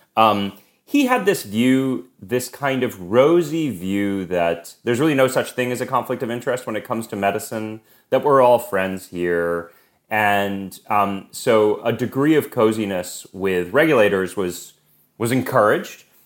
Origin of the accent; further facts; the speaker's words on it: Boston, Massachusetts, United States; moved away; also born or lived in New York; I grew up in Boston. I've lived in New York on and off for years